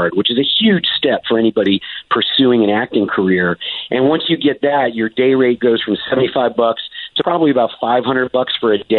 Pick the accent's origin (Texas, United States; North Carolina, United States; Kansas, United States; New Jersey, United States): North Carolina, United States; also born or lived in Los Angeles; now in Fort Worth, United States; they shot the movies in North Carolina, and that's where I grew up